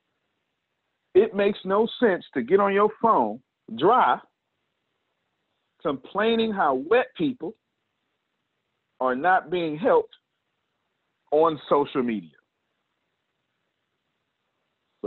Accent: Texas, United States; I'm an American, born in Texas

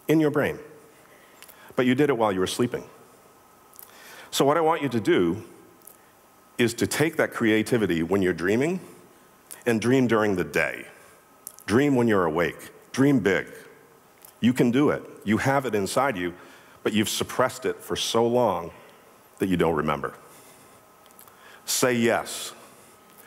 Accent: Boston, Massachusetts, United States; I'm from Boston

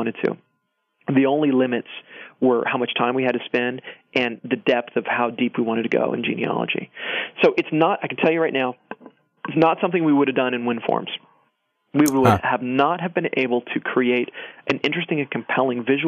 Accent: Georgia, United States; moved away; I was born in Georgia

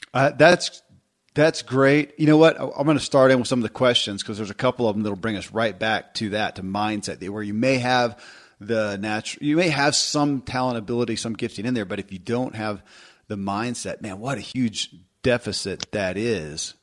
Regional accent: Kentucky, United States; I grew up in Kentucky

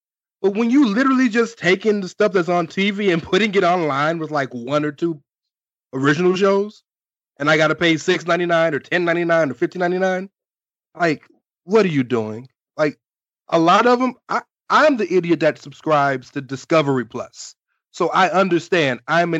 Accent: the South, United States; Good, because I don't care about him anyway. I'm from the South.

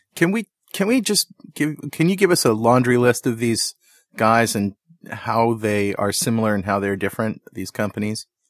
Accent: United States

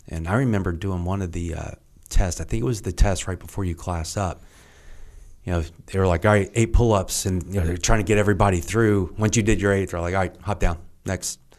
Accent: Lexington, Kentucky, United States; moved away; I grew up in Kentucky and, uh, Lexington

